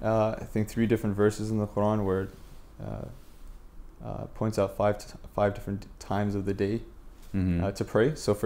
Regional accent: Torrance, California, United States; All my life. I was born and raised in Torrance.

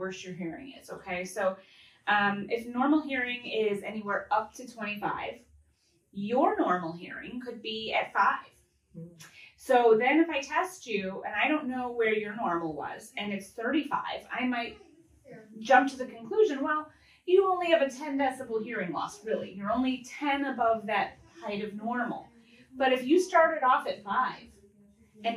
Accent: Mentor, Ohio, United States; also born or lived in Painesville, Ohio / Knoxville, Tennessee; I grew up in Painesville and Mentor

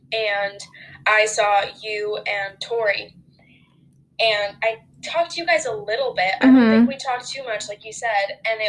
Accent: Puerto Rico; English is a second language; moved away

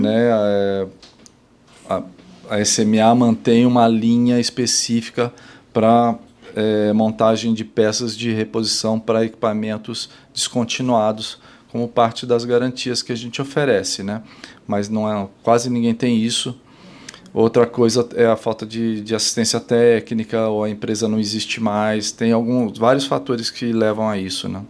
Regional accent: São Paulo, Brazil; moved away as an adult; also born or lived in Rio de Janeiro; Tanto eu como ela somos paulistas

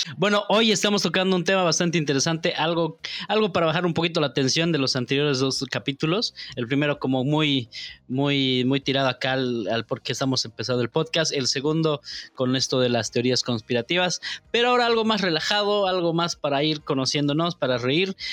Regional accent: La Paz, Bolivia; accent: paceño; now in Santa Cruz, Bolivia; Pese, pese a que estoy aquí, yo hablo como paseño nomás

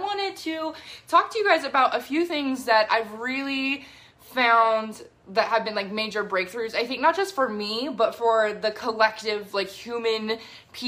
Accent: United States; I'm from the United States

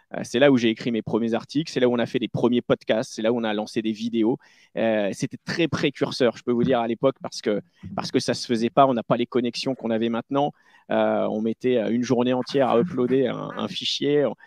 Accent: Charente-Maritime, Nouvelle-Aquitaine, France; je viens de Charente-Maritime. Et euh, voilà, donc je pas du tout de Paris

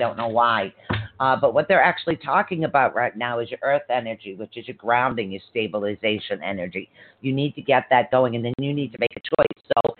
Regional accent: Ireland; Because I'm Irish. My husband would have been out the door.

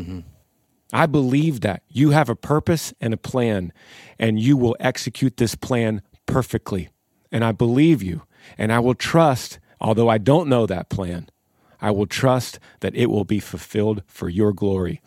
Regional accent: Texas, United States; we are the band from Texas

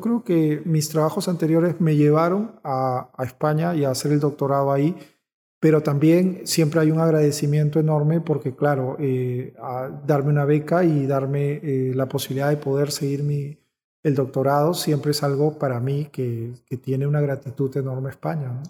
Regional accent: Peru; como peruanos que somos

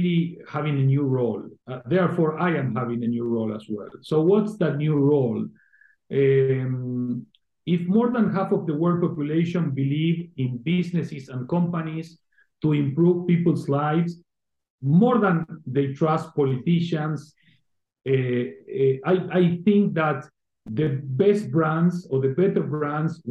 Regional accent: Argentina; now in Spain; I was originally born and raised in Argentina

